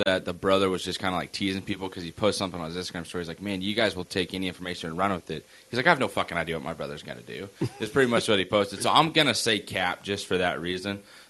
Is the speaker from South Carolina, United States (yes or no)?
yes; South Carolina, United States; now in San Francisco, United States; I'm from South Carolina, and I'm right. fucking San Francisco.